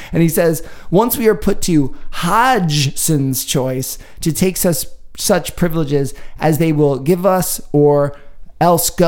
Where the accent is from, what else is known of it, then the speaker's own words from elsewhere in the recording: United Kingdom; We're, we're British.